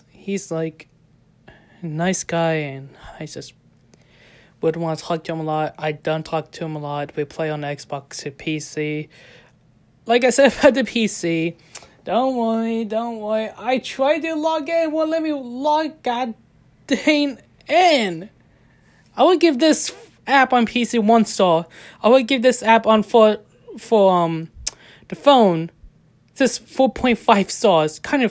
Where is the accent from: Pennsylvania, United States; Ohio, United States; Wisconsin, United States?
Ohio, United States; I'm actually come from United States, born in Ohio, raised in Ohio, of American way.